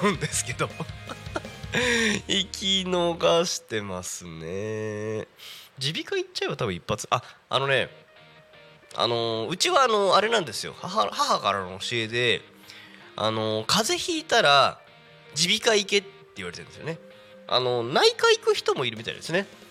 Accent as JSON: {"language": "Japanese", "town": "Yokohama", "region": "Kanagawa", "country": "Japan", "tie": "born or raised there", "said": "私の出身の FM であ横浜だとね、まあ、FM 横浜さんがあったんですけども"}